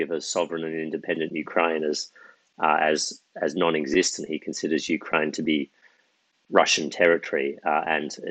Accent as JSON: {"language": "English", "country": "Australia", "said": "as an Australian"}